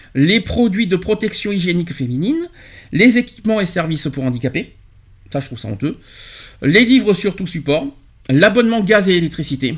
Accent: France; chez nous en France

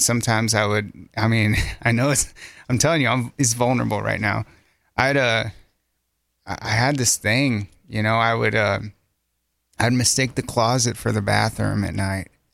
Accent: Centerpoint, United States; moved away as an adult; I grew up in Centerpoint

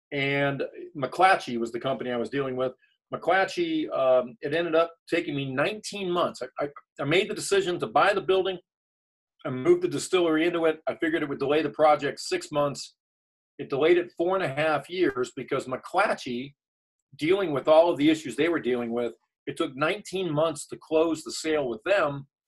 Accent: Southern California, United States; moved away as an adult; now in Chapel Hill, United States; I'm originally from Southern California, but I applied to law schools in the South, and I was lucky enough to get a full scholarship here at UNC Chapel Hill.

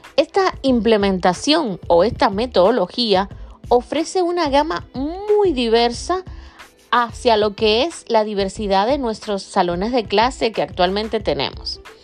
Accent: Dominican Republic; acá en Dominicana, de donde soy yo, República Dominicana

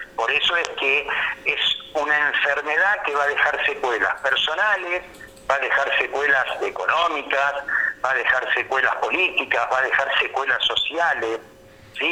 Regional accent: Buenos Aires, Argentina; moved away as an adult; now in Federal, Argentina; yo soy de Buenos Aires

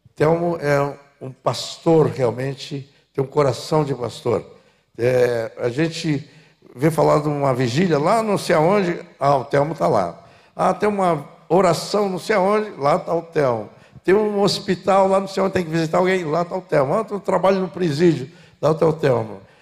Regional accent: São Paulo, Brazil; moved away as an adult; now in Porto Alegre, Brazil; estava em São Paulo, sou paulista

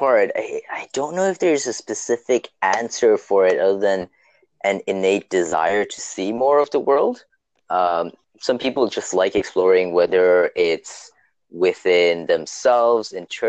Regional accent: Toronto, Ontario, Canada; I am from Toronto, or as we like to call it, Toronto, Ontario, Canada. And I am 30 years old now, which is kind of getting up there.

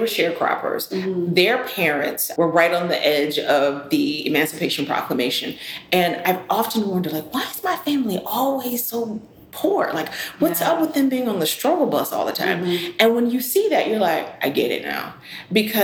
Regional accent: Georgia, United States; growing up in Georgia

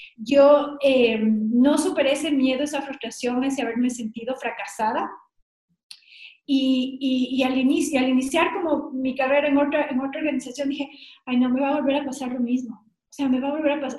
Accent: Ecuador; he sido la única latinoamericana y la única ecuatoriana

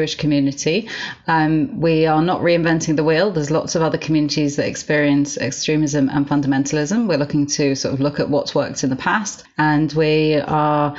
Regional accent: Glasgow, Scotland, United Kingdom; moved away as an adult; also born or lived in Stamford Hill, London; now in London, United Kingdom; I grew up in Glasgow, but I was married off at 18, and I moved to Stamford Hill at that point.

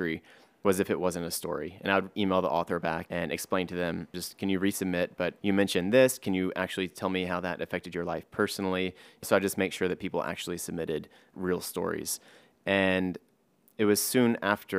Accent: Driftwood, Texas, United States; also born or lived in New York City; now in New York, United States; I live in New York, but I'm not from here. I'm from Driftwood, which is a very small town in Texas

